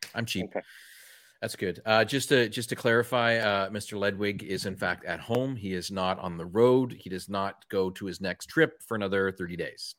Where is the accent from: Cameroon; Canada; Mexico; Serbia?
Canada; accent: Canadian; my Canadian accent